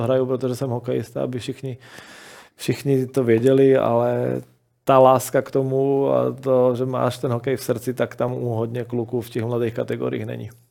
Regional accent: Slovakia; moved away as an adult; now in Czech Republic; pořád jsem Slovák

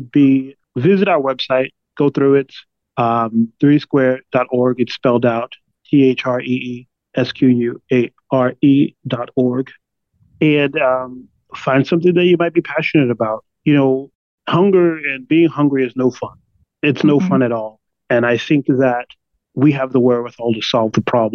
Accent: Jersey City, New Jersey, United States; moved away as an adult; also born or lived in New York City; now in Las Vegas, United States; I was born and raised in Jersey City, New Jersey

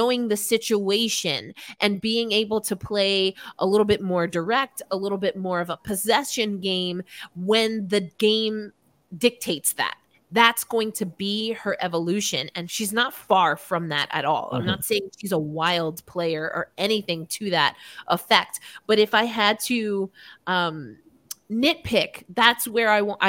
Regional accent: New York, United States; I'm from New York.

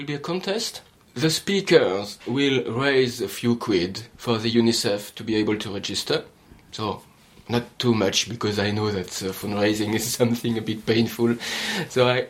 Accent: France; accent: French; English is a second language; now in United Kingdom; I'm French

